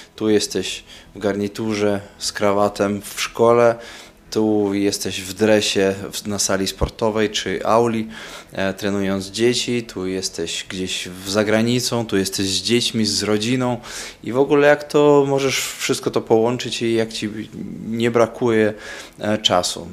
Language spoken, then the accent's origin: Polish; Daugavpils, Latgale, Latvia; breaking bardzo popularny u nas w Daugavpils i chyba byłem w klasie piątej czy szóstej w szkole